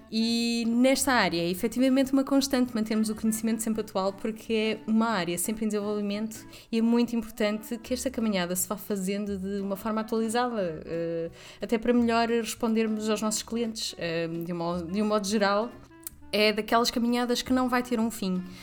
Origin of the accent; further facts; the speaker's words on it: the North, Norte, Portugal; moved away as an adult; now in Lisbon, Portugal; eu sou do Norte, mas vivo em Lisboa há quase uma década